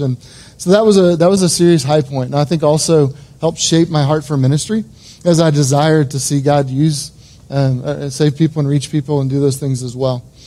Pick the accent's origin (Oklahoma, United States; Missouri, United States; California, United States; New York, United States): Oklahoma, United States; Edmond; I was born and raised in Edmond, Oklahoma